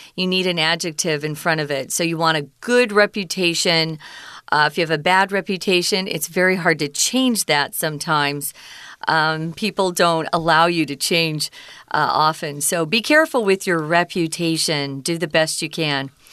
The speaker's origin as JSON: {"language": "English", "country": "United States", "tie": "born or raised there", "said": "growing up in America"}